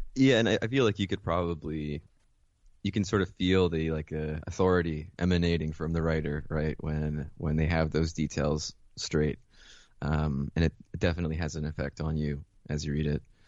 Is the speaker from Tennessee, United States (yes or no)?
no; Mount Vernon, New York, United States; also born or lived in Caracas, Venezuela / Philadelphia; And then I moved uh, with my mother to Mount Vernon, which is where she grew up